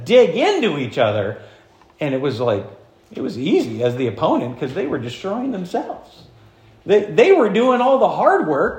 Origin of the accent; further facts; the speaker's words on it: Florence, United States; I learned this as a kid growing up in Florence, watching a guy who you may know his name, Joe Kriegel.